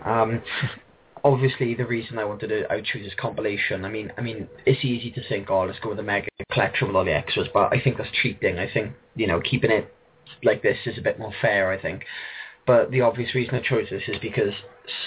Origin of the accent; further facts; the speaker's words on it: South Wales, United Kingdom; I grew up around here in South Wales